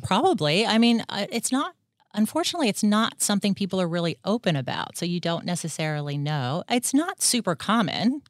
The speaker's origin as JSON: {"language": "English", "town": "Washington", "region": "District of Columbia", "country": "United States", "tie": "born or raised there", "also_born_or_lived": "Atlanta, Georgia", "moved": "as an adult", "lives_now": "Australia", "said": "I grew up in the D C area of the United States"}